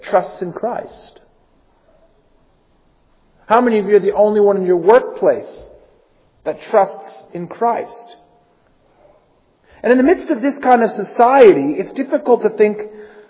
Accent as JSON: {"language": "English", "country": "United States", "moved": "as an adult", "said": "I come from the United States, and one of the most shocking things for me and Amy moving here from America"}